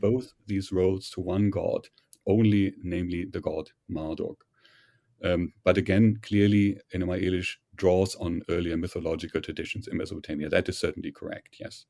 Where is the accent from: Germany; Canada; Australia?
Germany; accent: German; English is a second language; moved away as an adult; also born or lived in Heidelberg, Germany / Göttingen, Germany; now in United States; My background, however, is, uh, German, as you may have surmised from my, from my accent.